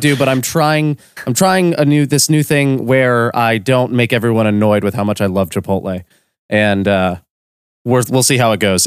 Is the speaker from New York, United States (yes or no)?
no; Orlando, Florida, United States; I was born in Orlando, Florida.